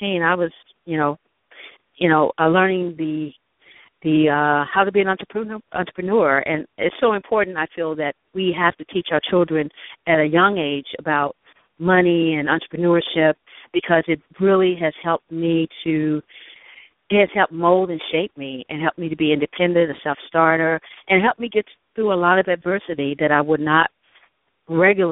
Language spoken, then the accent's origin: English; Stuttgart, Arkansas, United States; moved away; also born or lived in New York City; I'm from Stuttgart, actually. Stuttgart, Arkansas, which is really in between Little Rock and Pine Bluffs. I grew up